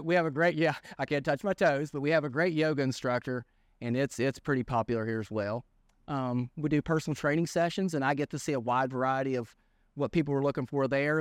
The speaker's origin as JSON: {"language": "English", "town": "Lewisburg", "region": "West Virginia", "country": "United States", "tie": "born or raised there", "said": "born and raised in Lewisburg. you know, native Greenbrier County"}